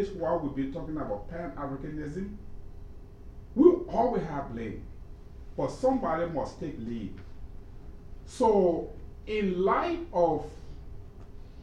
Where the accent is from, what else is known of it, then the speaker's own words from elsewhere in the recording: Liberia; I'm from Liberia, and in Liberia we say the fish rots from the head